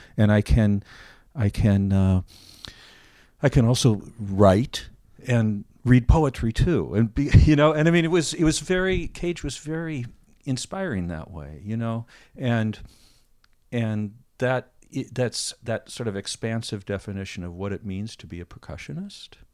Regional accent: Minneapolis, Minnesota, United States; moved away; also born or lived in New York; I grew up in Minneapolis

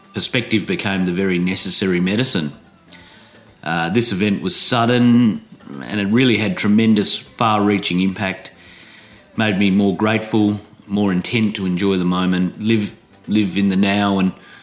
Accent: Adelaide, South Australia, Australia; moved away as an adult; also born or lived in Sydney; I played drums in bands in my hometown of Adelaide

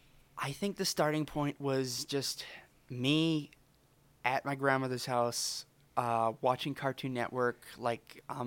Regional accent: Alberta, Canada; Well, originally I'm from Alberta, eh? Well, you could probably tell from my accent.

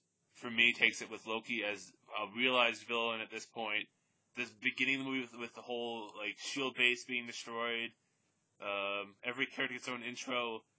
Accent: Brooklyn, New York, United States; Yeah, I'm from Brooklyn.

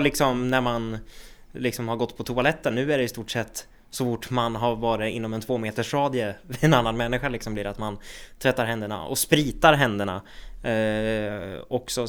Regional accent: Söderhamn, Gävleborg County, Sweden; also born or lived in Hudiksvall; jag är ju född i Hudiksvall, det är också Hälsingland, men jag har ju växt upp och bott i Söderhamn i hela mitt liv

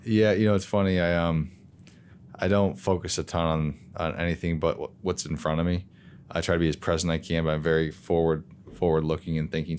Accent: Lowell, Michigan, United States; I grew up in the Lowell, Grand Rapids area, so West Michigan kids

